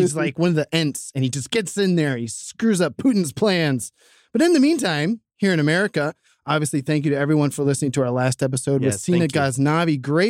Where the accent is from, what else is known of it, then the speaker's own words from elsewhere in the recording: Ohio, United States; I'm from Ohio.